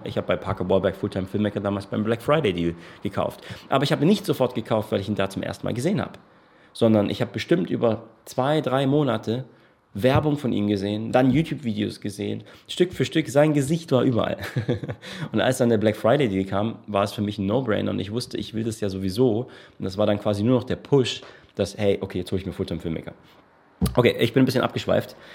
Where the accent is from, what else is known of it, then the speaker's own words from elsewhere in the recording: Germany; now in Portugal; bei uns in Deutschland